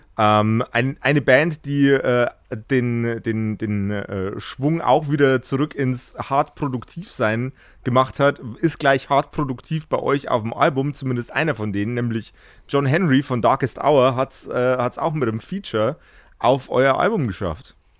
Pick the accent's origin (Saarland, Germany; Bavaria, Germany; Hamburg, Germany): Bavaria, Germany; Regensburg; ich komme aus, aus dem Eck Regensburg